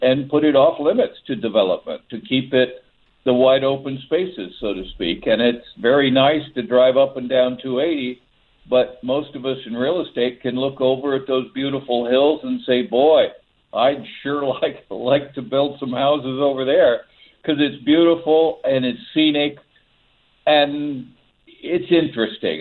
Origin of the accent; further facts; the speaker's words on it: Texas, United States; now in San Francisco Bay Area, United States; I grew up in Texas